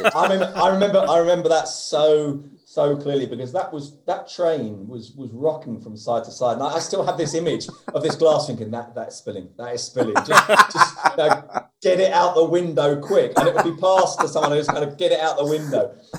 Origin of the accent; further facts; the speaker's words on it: London, United Kingdom; moved away; also born or lived in Oviedo; being a Londoner